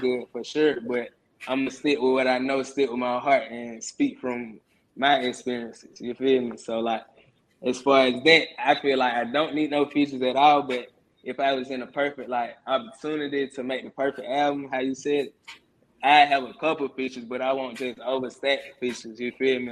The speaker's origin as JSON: {"language": "English", "town": "Atlanta", "region": "Georgia", "country": "United States", "tie": "born or raised there", "said": "I was born and raised on the west side of Atlanta, Georgia"}